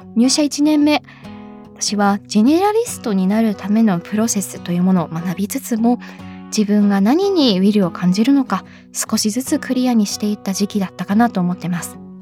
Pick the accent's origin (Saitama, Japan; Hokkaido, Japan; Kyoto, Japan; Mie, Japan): Hokkaido, Japan; Sapporo; moved away; 地元私札幌なんですけれども